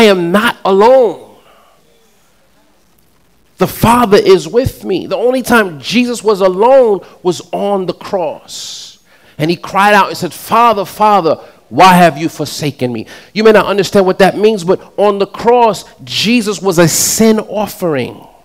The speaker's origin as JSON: {"language": "English", "town": "New York City", "region": "New York", "country": "United States", "said": "I'm from Queens"}